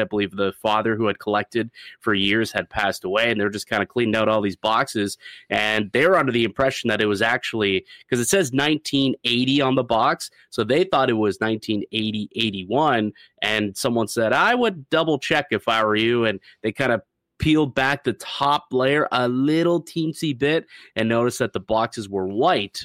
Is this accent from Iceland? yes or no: no; St. Catharines, Ontario, Canada; my hometown of uh, Niagara and Saint Catharines